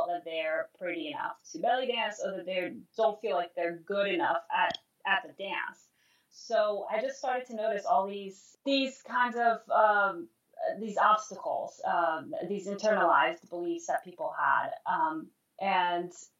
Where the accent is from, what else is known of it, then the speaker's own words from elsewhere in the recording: Brazil; moved away; I'm originally from Brazil